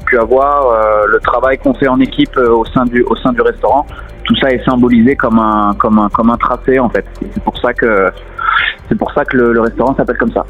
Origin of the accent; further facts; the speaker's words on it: south of France, France; also born or lived in Montpellier; now in Paris, France; Je suis originaire du, sud de la France